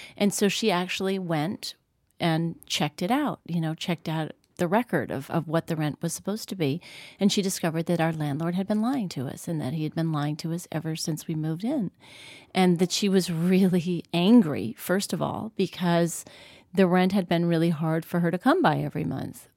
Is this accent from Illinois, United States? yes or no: no; New York, United States; I grew up in New York